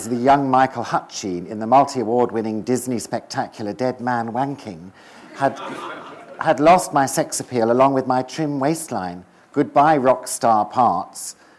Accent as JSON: {"language": "English", "town": "Teddington", "region": "London", "country": "United Kingdom", "tie": "born there", "said": "By pure coincidence, I was born in Waltergrave Road, Teddington, Middlesex, in a flat right opposite the very house in which Noel was born."}